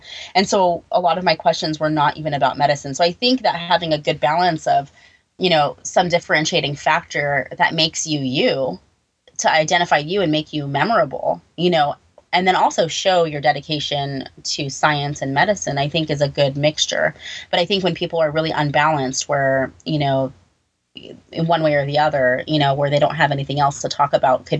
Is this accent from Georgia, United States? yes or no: no; California, United States; now in New York, United States; You know, I moved from California to New York.